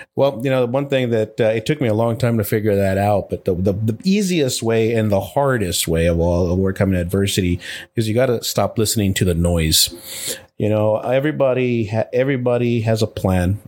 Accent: El Paso, Texas, United States; I was born and raised in El Paso, Texas, to a single parent

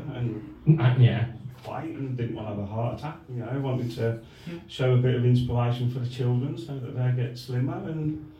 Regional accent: Tamworth, West Midlands, United Kingdom; I'm from Tamworth

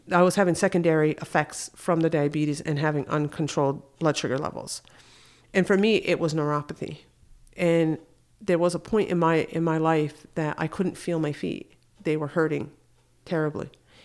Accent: Akwesasne, New York, United States; I was living in Syracuse, and I'm originally from Akwesasne, so that's about 3.5 hour drive.

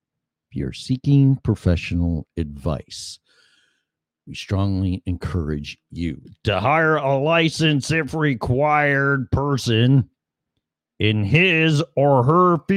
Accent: Illinois, United States; moved away as an adult; also born or lived in Colorado; now in Florida, United States; started my journey leaving my home state of Illinois.

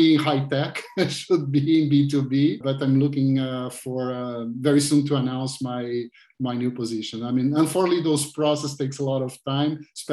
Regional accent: Rio de Janeiro, Brazil; English is a second language; moved away as an adult; now in Florida, United States; I'm Brazilian, so I have beach all the time. I'm original from Rio, so I live in Florida.

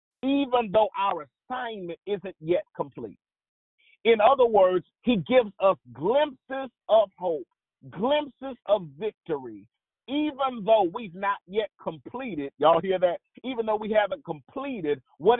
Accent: the South, United States; I'm from the South

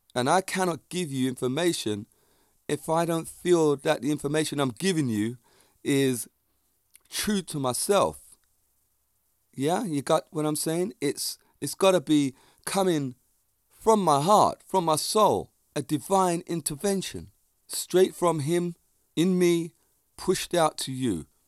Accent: England, United Kingdom; accent: Jamaican; I grew up in England and with Jamaican parents in the Jamaican community.

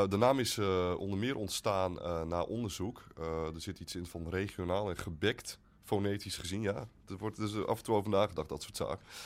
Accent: Steenwijk, Overijssel, Netherlands; Eh, ik kom uit Steenwijk en daar is net de herindeling.

